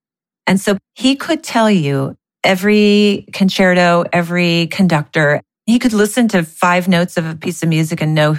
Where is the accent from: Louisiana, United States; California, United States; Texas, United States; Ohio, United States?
California, United States; Los Altos; I grew up in Los Altos. Even though my parents were middle class, I had a beautiful upbringing.